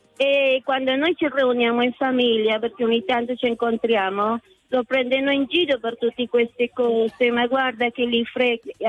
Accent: Bogotá, Colombia; moved away; io sono nata a Bogotà, la capitale ah. della Colombia

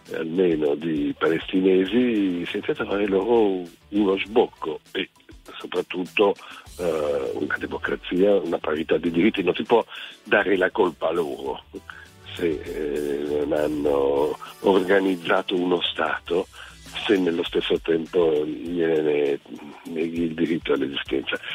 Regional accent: Lebanon; now in Italy; sono nato in Libano e ho tanta famiglia in Israele

